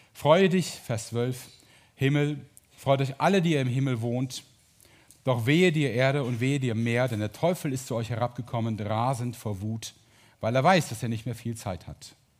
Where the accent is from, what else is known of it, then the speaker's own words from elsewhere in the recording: Mönchengladbach, North Rhine-Westphalia, Germany; ich bin Borussia Mönchengladbach-Fan, weil ich da geboren und aufgewachsen bin